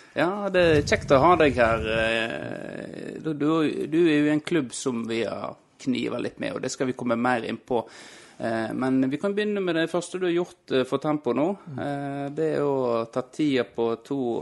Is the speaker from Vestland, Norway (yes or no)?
yes; Florø, Vestland, Norway; now in Havrenes, Norway; jeg er jo fra Krokane